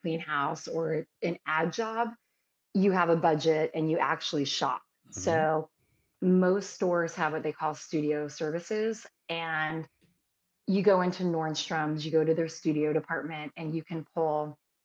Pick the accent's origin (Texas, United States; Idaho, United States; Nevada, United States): Nevada, United States; Las Vegas; moved away as an adult; also born or lived in Pittsburgh / Santa Barbara; now in Los Angeles, United States; growing up in Vegas